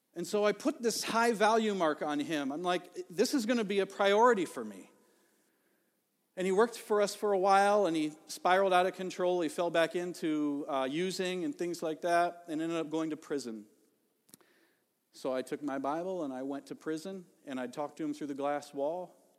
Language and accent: English; Ohio, United States; now in Elk River, United States; growing up in Ohio